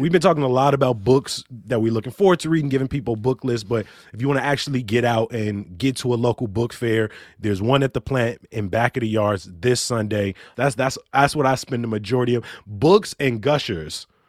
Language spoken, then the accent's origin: English; Chicago, Illinois, United States; having grown up here, you know, I'm, I'm thirty years